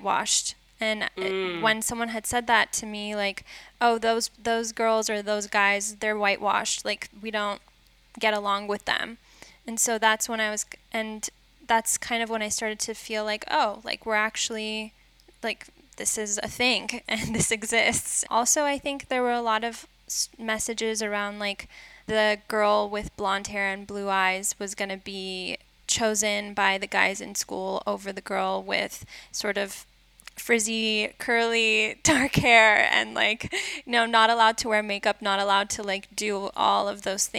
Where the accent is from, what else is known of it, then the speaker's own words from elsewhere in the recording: Los Angeles, California, United States; moved away as an adult; I was born and raised in LA in this Jewish Iranian community.